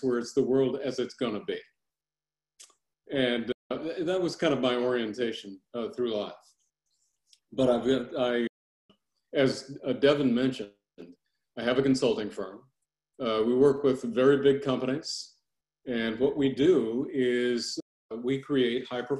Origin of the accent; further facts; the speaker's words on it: Los Angeles, California, United States; I was born in South Central Los Angeles.